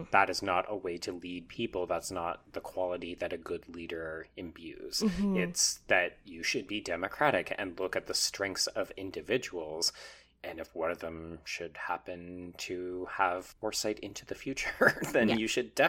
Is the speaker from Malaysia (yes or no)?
no; Calgary, Alberta, Canada; I grew up in Calgary